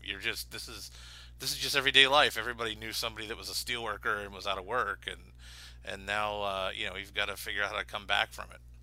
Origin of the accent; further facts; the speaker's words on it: Pittsburgh, Pennsylvania, United States; growing up in Pittsburgh, uh, as, as a kid in the eighties